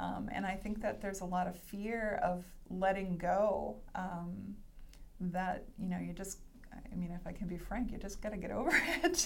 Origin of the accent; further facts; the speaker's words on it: Hanson, Massachusetts, United States; I grew up in Massachusetts, and the town I grew up in is called Hanson